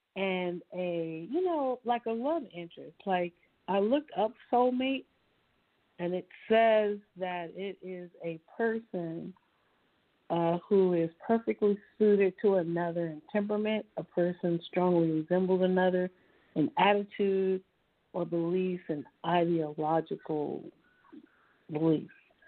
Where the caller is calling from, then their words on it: Dallas, Texas, United States; I'm calling from Dallas, Texas.